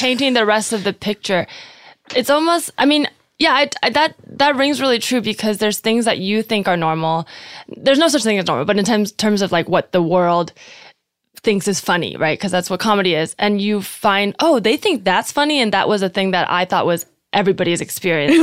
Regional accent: Bay Area, California, United States; I grew up in the Bay Area

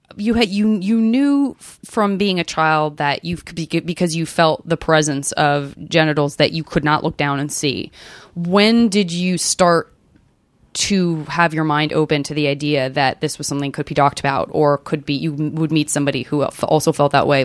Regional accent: Arizona, United States; I'm from Arizona

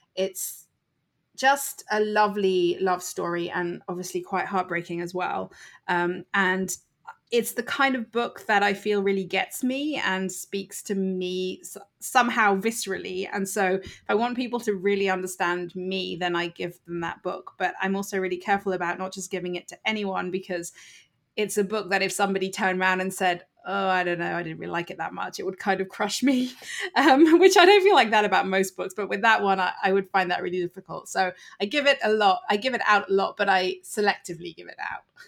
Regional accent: United Kingdom; accent: British; moved away as an adult; now in United States; as you can hear from my accent, I am actually British. I live in the U S and have lived here for six years

